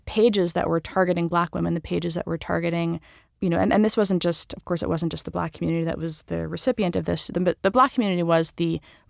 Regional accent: New York, United States; I mean, I'm a New Yorker. I have New York pride, right?

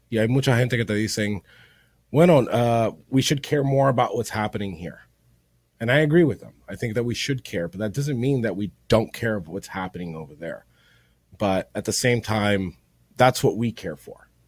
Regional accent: Miami, Florida, United States; first language Spanish; Nací aquí en Miami, eso es porque el español mío no es

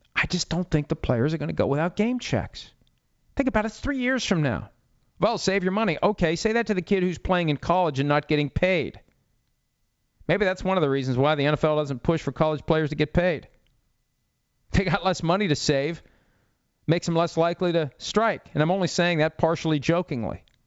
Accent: Wheeling, West Virginia, United States; my hometown of Wheeling, West Virginia

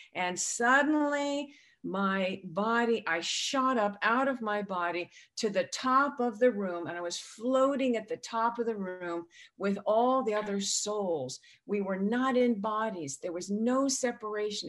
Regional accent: San Diego, California, United States; I grew up in San Diego

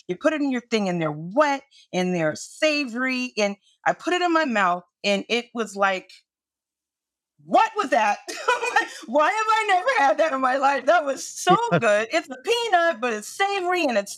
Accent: New York City, New York, United States; also born or lived in California / Qatar; I'm a native New Yorker, born and raised in New York City

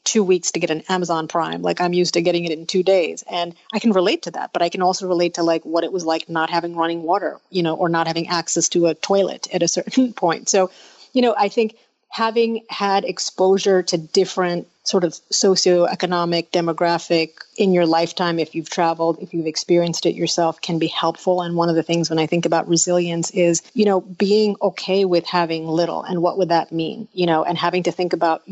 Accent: United States; I was born in the United States, but my parents are originally from India

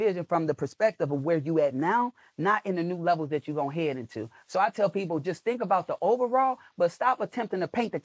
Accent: Chicago, Illinois, United States; I'm a kid from Chicago.

